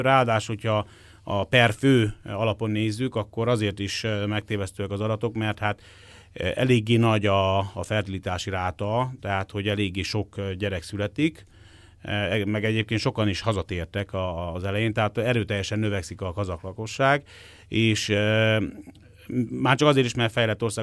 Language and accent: Hungarian; Hungary